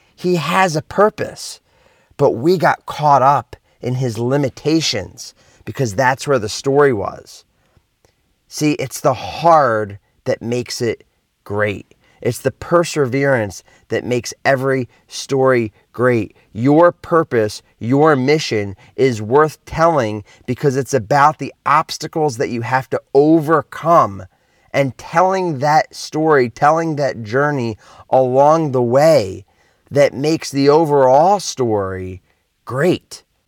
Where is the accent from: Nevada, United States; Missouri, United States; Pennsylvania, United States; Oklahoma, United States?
Pennsylvania, United States; Philadelphia; moved away; I'm originally from Philly